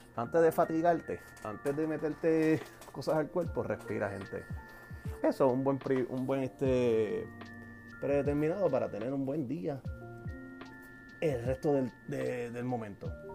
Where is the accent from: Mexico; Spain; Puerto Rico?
Puerto Rico; soy boricua